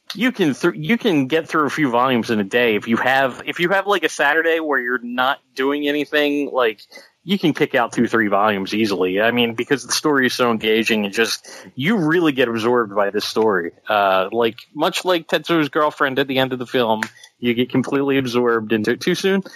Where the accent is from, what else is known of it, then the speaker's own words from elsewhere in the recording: Philadelphia, Pennsylvania, United States; accent: Philadelphia; my Philadelphia accent.